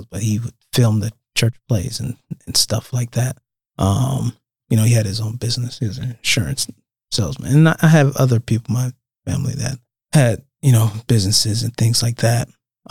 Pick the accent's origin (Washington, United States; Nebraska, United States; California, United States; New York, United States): Nebraska, United States; Omaha; I'm from Omaha